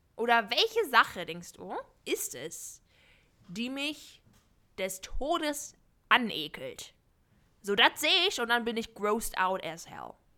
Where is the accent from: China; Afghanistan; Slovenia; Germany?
China; Shanghai; moved away; ich bin in Shanghai aufgewachsen